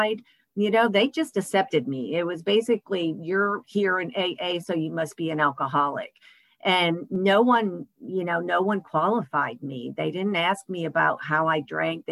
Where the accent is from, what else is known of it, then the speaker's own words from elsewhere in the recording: Michigan, United States; moved away as an adult; also born or lived in Texas; I grew up in Michigan. I moved to Texas when I was 18